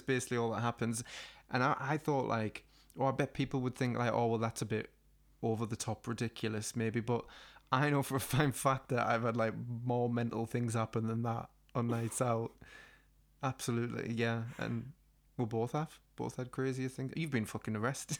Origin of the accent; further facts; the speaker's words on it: the Northeast, North East England, United Kingdom; we're from the Northeast and we have, like, an extreme personality type